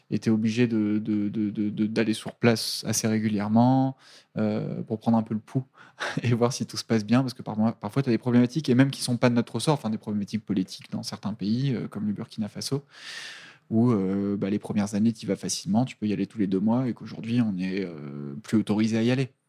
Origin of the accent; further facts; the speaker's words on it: Italy; Je suis italienne